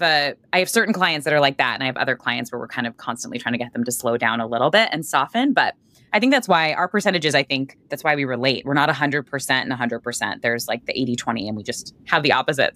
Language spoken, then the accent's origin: English; Boston, Massachusetts, United States; I'm from Boston.